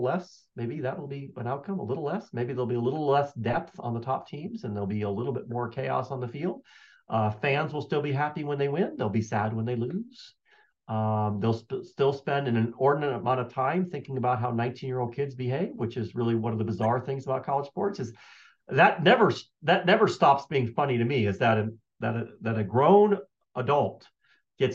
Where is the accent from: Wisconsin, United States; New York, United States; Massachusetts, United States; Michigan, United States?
Michigan, United States; moved away; also born or lived in Colorado; I grew up in Michigan and we were Michigan fans